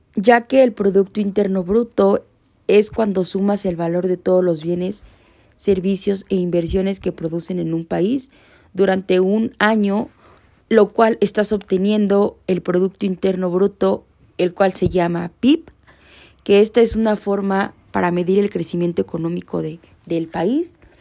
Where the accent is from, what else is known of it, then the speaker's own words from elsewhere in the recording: Mexico; uno como mexicano